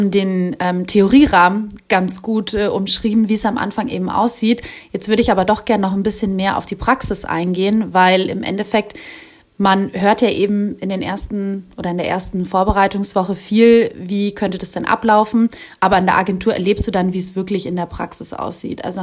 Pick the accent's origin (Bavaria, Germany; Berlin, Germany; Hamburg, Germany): Bavaria, Germany; Munich; ich komme ja aus München, bin aber momentan in der Geschäftsstelle Regensburg eingesetzt.